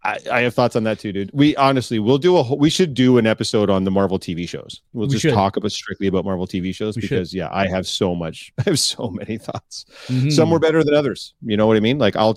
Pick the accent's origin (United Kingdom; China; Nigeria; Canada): United Kingdom; England; just because you're French and I'm English